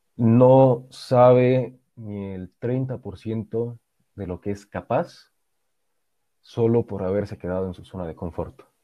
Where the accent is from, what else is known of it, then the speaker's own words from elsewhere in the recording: Bolivia; also born or lived in Bavaria, Germany; me preguntaba de dónde era. Yo respondía de Bolivia